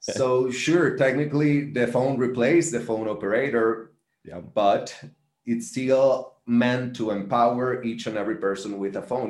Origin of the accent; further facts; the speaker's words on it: Valencia, Carabobo, Venezuela; i am from Valencia as well